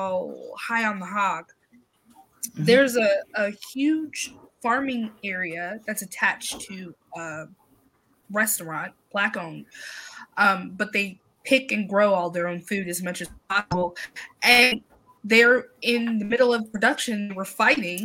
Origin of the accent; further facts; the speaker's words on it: New York, United States; I'm a New Yorker